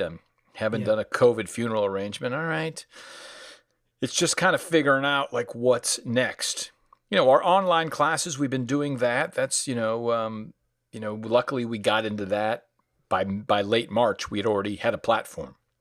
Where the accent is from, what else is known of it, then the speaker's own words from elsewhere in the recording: Danbury, North Carolina, United States; accent: southern; moved away as an adult; also born or lived in Connecticut; now in New York, United States; I'm an adopted son of North Carolina, and I arrived there when I was around seven. Formative language years were in Connecticut, which is why, unless I'm down there, I usually don't have a southern accent